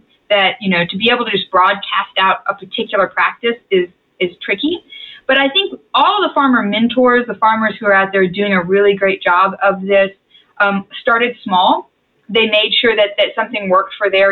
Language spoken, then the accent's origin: English; Texas, United States; I was raised in Texas